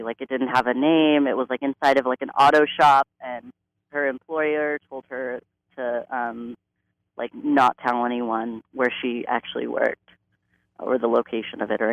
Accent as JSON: {"language": "English", "town": "Pasadena", "region": "California", "country": "United States", "tie": "born or raised there", "said": "I grew up in Pasadena, and I grew up in a pretty disenfranchised community."}